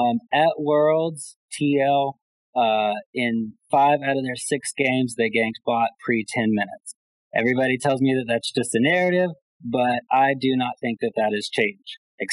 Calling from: Alabama, United States

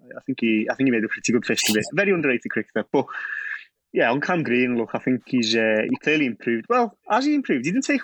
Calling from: Auvergne-Rhône-Alpes, France; Not quite the Amazon. I'm in the Alps at the moment in France, not too far away from Switzerland.

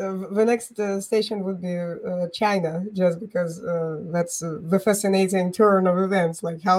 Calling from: Bulgaria; I'm joining from Bulgaria.

